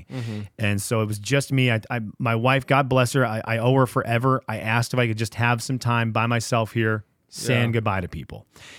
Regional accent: Venezuela; now in United States; my parents, growing up in Venezuela, they didn't have video game consoles.

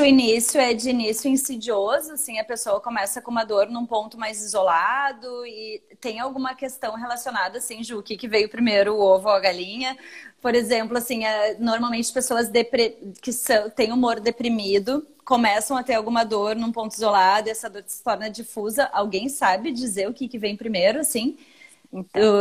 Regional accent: Brazil; Sou brasileiro

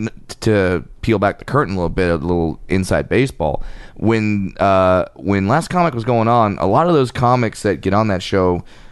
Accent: Orange County, California, United States; Yeah, well, you know, I'm from Orange County.

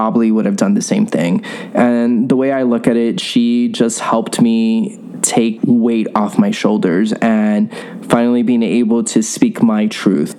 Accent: New York City, New York, United States; I grew up in New York City in a Latino Catholic household

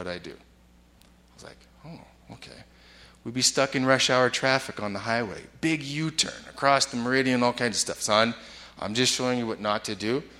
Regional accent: Vancouver, British Columbia, Canada; moved away as an adult; also born or lived in Milwaukee, United States; I grew up in Vancouver in Canada, and I went to the States

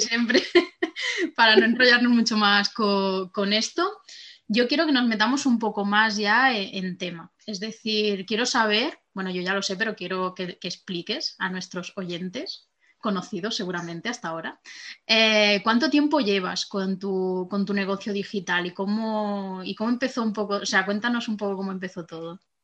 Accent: Barcelona, Catalonia, Spain; moved away as an adult; now in France; me había mudado a Francia, yo soy de Barcelona

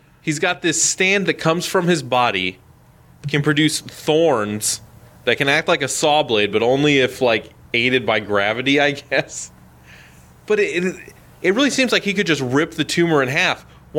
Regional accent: United States

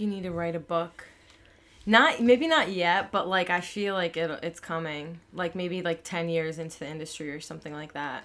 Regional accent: Long Island, New York, United States; I'm in Long Island and I'm, I'm from here

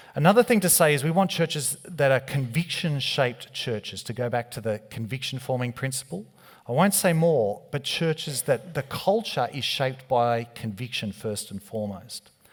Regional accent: Australia; being Australian. We don't have an accent

